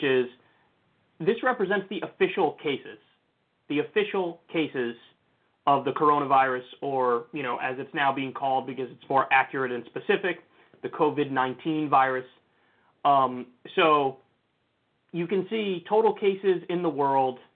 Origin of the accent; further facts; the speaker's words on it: New Rochelle, New York, United States; my hometown, New Rochelle, New York